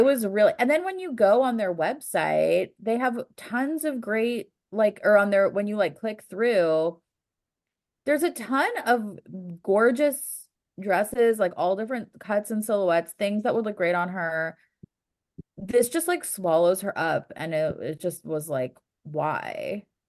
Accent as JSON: {"language": "English", "country": "United States", "said": "being an American"}